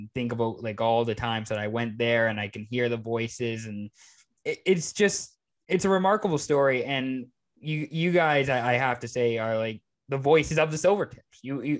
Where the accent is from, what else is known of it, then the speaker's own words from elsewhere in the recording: Everett, Washington, United States; like I was originally from Everett.